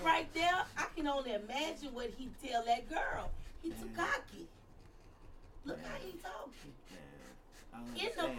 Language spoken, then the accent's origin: English; United States; my mindset as American.